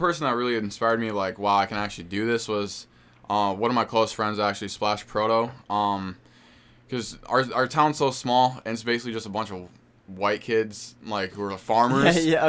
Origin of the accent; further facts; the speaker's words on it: Beloit, Wisconsin, United States; also born or lived in Clinton, Wisconsin; Well, I was born in Beloit, which is in the 608, and yeah, I don't know, because I live in such a small town. It's only 2,000 people